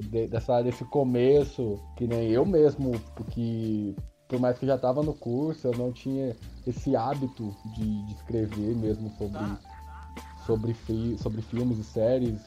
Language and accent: Portuguese; São Paulo, Brazil; moved away as an adult; also born or lived in Uberlândia; eu nasci em São Paulo, mas eu sou de cidade pequena. minha família mora no interior, até onde eu tô agora, nesse, né, nesse tempo de pandemia. E então, assim, minha infância toda, minha adolescência, eu passei em cidade pequena